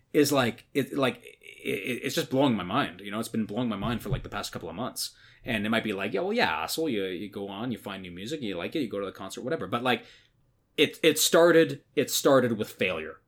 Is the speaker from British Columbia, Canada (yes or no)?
no; Newmarket, Ontario, Canada; my hometown, which is which is Newmarket, Ontario, which is where I grew up from when I was like kind of 14 onwards